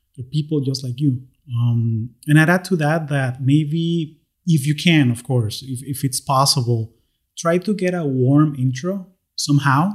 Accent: Caracas, Capital District, Venezuela; moved away as an adult; now in United States

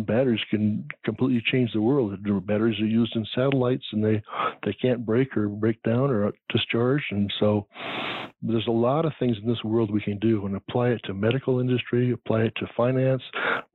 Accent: England, United Kingdom; now in United States; being English

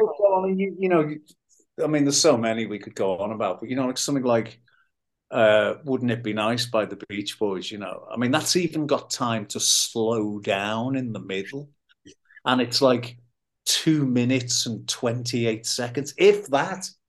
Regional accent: Liverpool, North West England, United Kingdom; born or raised there

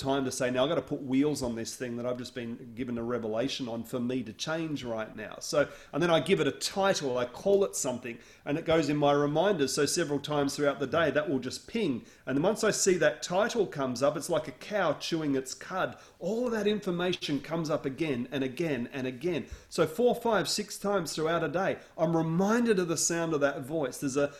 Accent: Australia; now in United States; I grew up on the southern tip of the Australian mainland

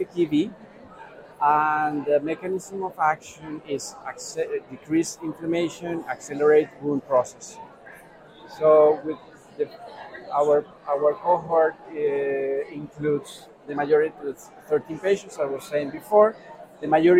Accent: Bogotá, Colombia; I'm from Bogota, Colombia, where I am based.

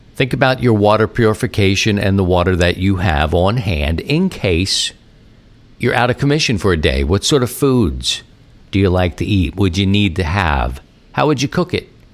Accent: Baltimore, Maryland, United States; now in St. Louis, United States; growing up in Baltimore

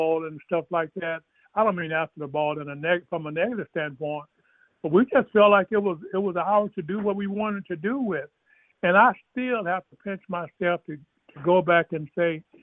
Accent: East Texas, United States; I was brought up in East Texas in the church

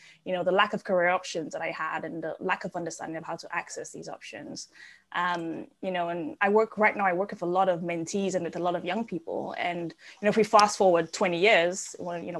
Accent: Dominica; moved away; You can probably tell I have an accent. I grew up in the Caribbean on a really, really tiny island called Dominica.

